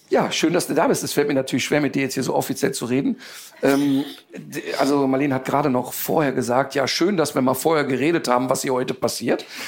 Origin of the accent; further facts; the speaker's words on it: Ruhr area, North Rhine-Westphalia, Germany; also born or lived in Cologne; ich komme aus dem Ruhrpott, ich bin mit wirklich vielen türkischen Jungs sozialisiert worden